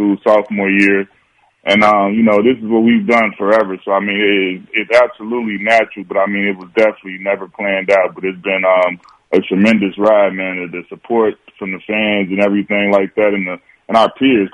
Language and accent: English; Chicago, Illinois, United States; I'm from Chicago